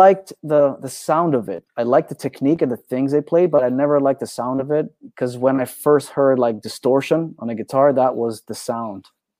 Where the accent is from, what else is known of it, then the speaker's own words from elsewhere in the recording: Thessaloniki, Central Macedonia, Greece; Correct. Yeah, I was.